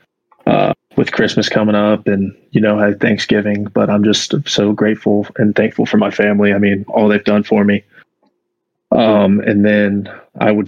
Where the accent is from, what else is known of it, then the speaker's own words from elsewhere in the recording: Durham, North Carolina, United States; I live in Durham and I'm from Durham. I've been here my whole life